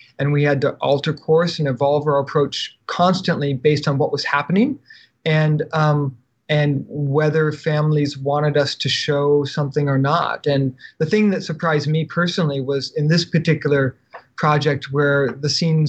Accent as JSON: {"language": "English", "country": "United States", "said": "as an American"}